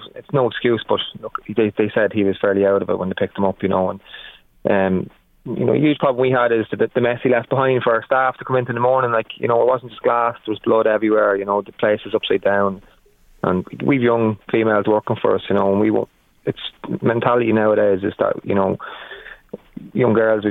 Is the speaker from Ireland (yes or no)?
yes; Navan, Leinster, Ireland; I'm Navan born, bred and reared. When I grew up in Navan